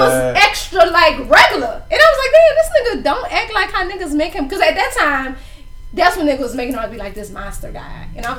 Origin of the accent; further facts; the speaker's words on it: New Orleans, Louisiana, United States; that's when I was like, nigga, I'm from New Orleans.